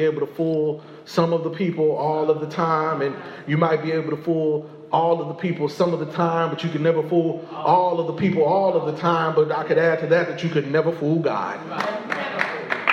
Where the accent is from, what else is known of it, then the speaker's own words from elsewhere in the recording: Indiana, United States; I'm just somebody from Indiana